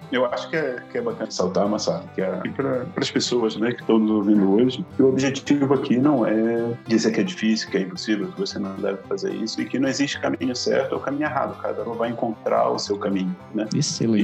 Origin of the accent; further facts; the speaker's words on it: Belém, Pará, Brazil; moved away as an adult; also born or lived in Coimbra, Portugal / Rio de Janeiro; now in Canada; eu saí do Pará, de Belém, né? Que foi a, é a minha cidade natal